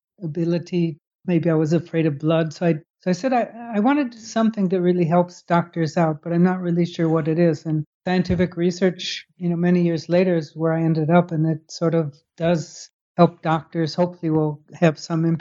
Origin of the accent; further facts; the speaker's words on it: Chicago, Illinois, United States; moved away as an adult; also born or lived in Baltimore / Netherlands / Scotland / England; now in Falmouth, United States; I grew up in Chicago.